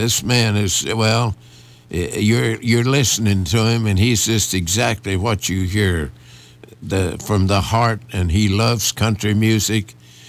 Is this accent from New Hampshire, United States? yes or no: no; Kentucky, United States; I'm from Kentucky, born in Kentucky, and I'm country from head to foot